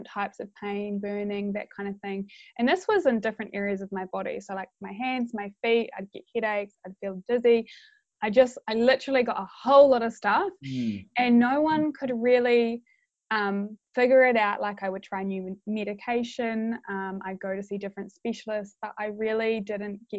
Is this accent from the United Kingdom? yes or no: no; Christchurch, Canterbury, New Zealand; I am from Christchurch